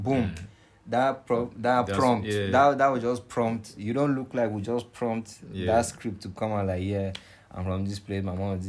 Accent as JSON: {"language": "English", "country": "Nigeria", "also_born_or_lived": "Leicester / Philippines", "moved": "yes", "said": "I'm from Nigeria"}